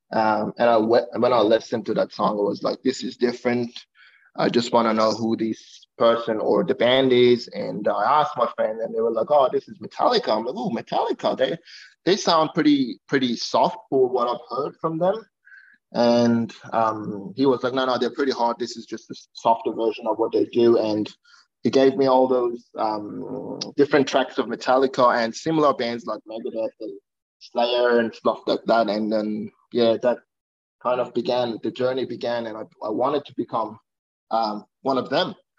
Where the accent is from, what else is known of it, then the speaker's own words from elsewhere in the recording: Iran; now in Australia; I'm originally from Iran